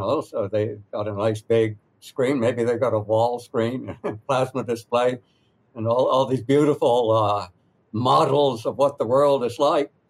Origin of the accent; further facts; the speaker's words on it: North Carolina, United States; I grew up in Western North Carolina. When I go back there, I, I meet ordinary people